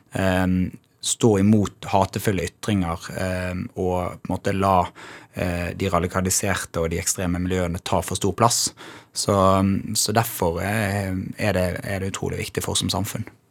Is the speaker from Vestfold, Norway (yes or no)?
no; Bergen, Vestland, Norway; also born or lived in Os; Jeg vokste opp i Bergen.